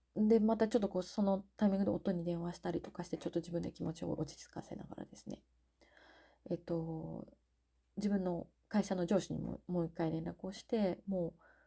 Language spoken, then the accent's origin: Japanese; Gifu, Japan; moved away as an adult; also born or lived in Tokyo, Japan; now in São Paulo, Brazil; 岐阜のあ岐阜県のですね自分の実家の方に身を寄せております